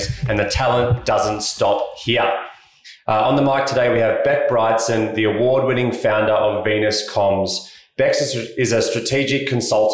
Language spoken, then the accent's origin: English; Melbourne, Victoria, Australia; I'm from Melbourne as well.